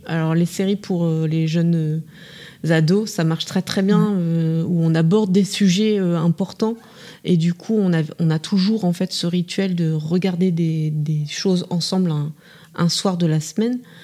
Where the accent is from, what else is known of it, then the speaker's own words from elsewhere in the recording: Bourges, Centre-Val de Loire, France; je suis originaire de Bourges